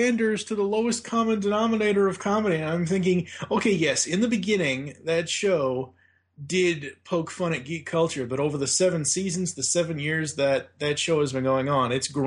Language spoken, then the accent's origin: English; Boston, Massachusetts, United States; moved away; I'm originally from Boston, Massachusetts